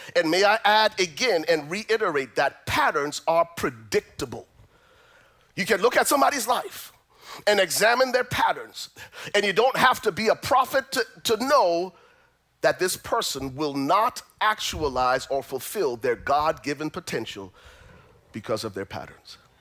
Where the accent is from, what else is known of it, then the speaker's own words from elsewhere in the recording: Liberia; moved away; I'm originally from Liberia